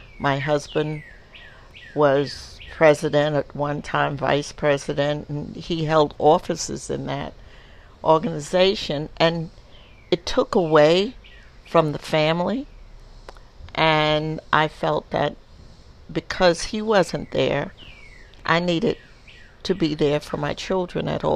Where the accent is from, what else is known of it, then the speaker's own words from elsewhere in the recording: the South, United States; also born or lived in Co-op City, New York; now in New York, United States; I came from the South